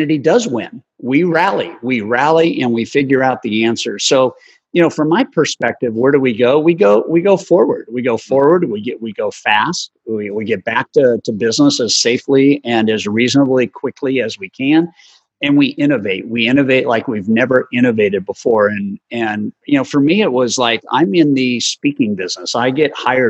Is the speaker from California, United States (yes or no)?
yes; La Jolla, California, United States; growing up in La Jolla, California